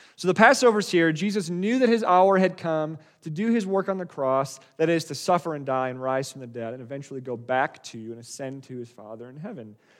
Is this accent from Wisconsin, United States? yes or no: yes; Wisconsin, United States; moved away; also born or lived in Colorado; I grew up in Wisconsin. Uh, it's, it's where we were living before my family and I moved, uh, to Colorado